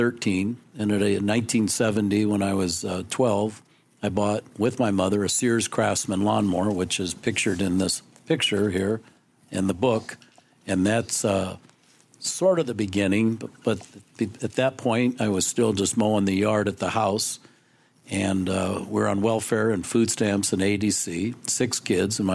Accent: Council Bluffs, Iowa, United States; I was born in Council Bluffs, Iowa

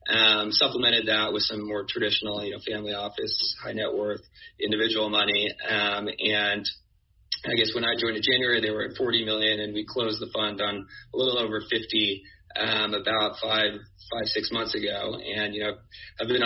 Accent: Bay Area, California, United States; moved away as an adult; also born or lived in New York; I grew up in the Bay Area, went to college on the East Coast, and ended up in New York

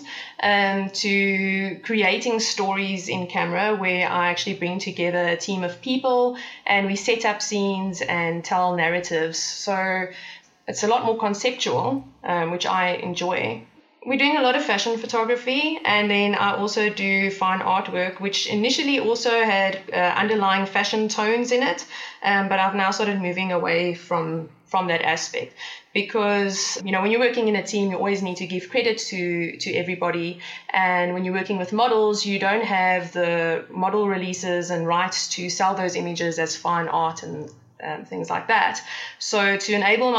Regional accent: Port Elizabeth, Eastern Cape, South Africa; moved away as an adult; now in Johannesburg, South Africa; in 2011, we moved from Port Elizabeth, my hometown, to Johannesburg

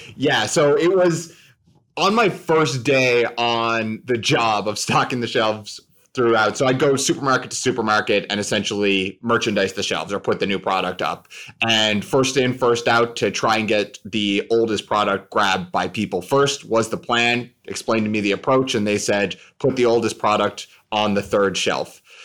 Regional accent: St. John's, Newfoundland and Labrador, Canada; I grew up in Saint John's, Newfoundland, in Canada.

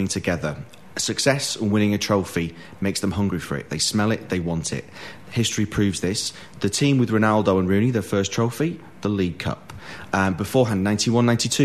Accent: Manchester, North West England, United Kingdom; I'm from Longsight in Manchester

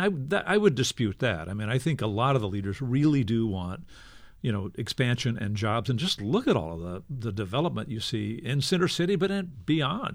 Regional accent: Texas, United States; now in Philadelphia, United States; I'm, I'm from Texas. I visit there often

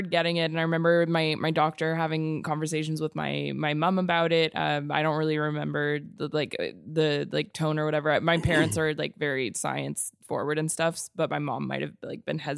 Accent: Texas, United States; I grew up in in Texas

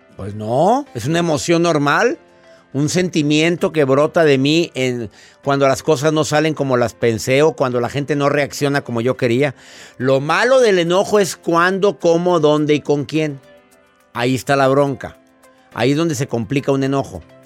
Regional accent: Mexico; en México, en mi país

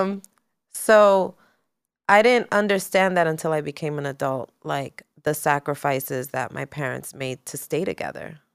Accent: New York City, New York, United States; also born or lived in California; growing up in New York City, growing up being a Latina woman

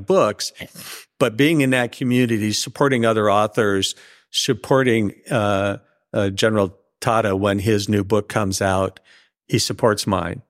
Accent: the Northwest, Pacific Northwest, United States; now in California, United States; I grew up in the Northwest

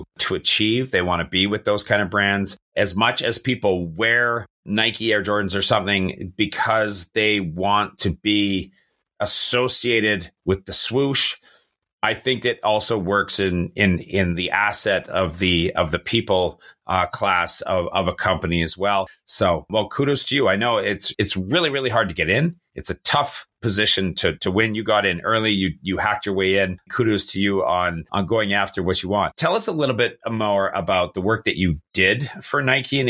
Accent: Canada; being Canadian, obviously being a bilingual country, we learned French growing up.

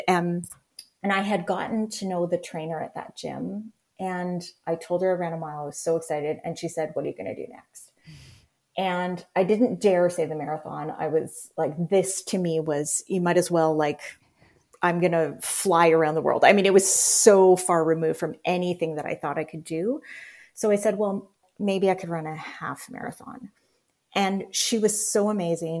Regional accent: Winnipeg area, Manitoba, Canada; I grew up in St. Patel, which is, I actually looked it up today. The house that I grew up in was about 5 miles, 8K from downtown.

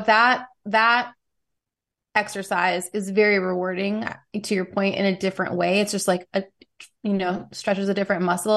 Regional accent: New York City, New York, United States; I grew up in New York City in the '90s

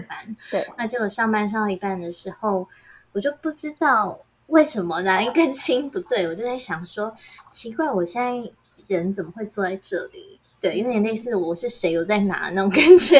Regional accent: Taiwan; 我一个人来自台湾

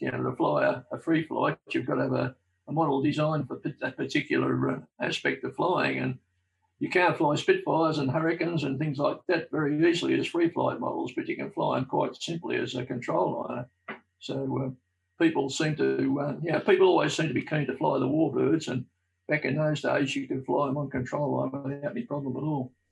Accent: Melbourne, Victoria, Australia; I was born in South Melbourne, uh, not, not, not too far away from Albert Park

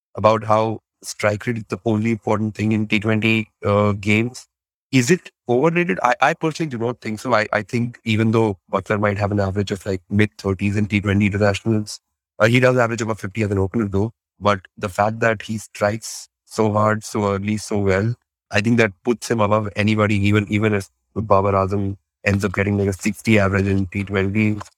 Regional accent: India; as an Indian fellow

